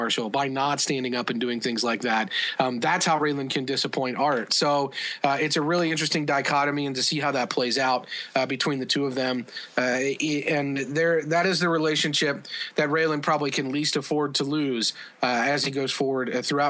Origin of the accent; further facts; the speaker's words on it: Midwest, United States; People in the South would accuse us of being Northern. Most people say I'm from the Midwest.